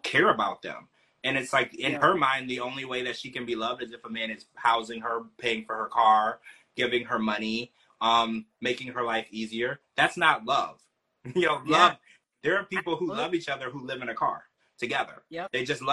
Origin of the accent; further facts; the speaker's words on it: Louisiana, United States; I grew up in Louisiana